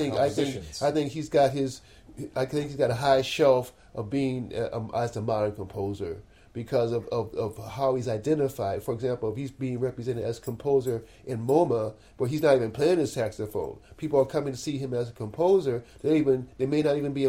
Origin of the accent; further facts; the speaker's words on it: Cleveland, Ohio, United States; I'm from Cleveland, Ohio.